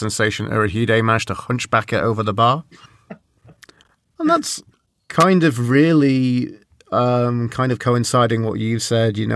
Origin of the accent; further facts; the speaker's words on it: Canada; as a Canadian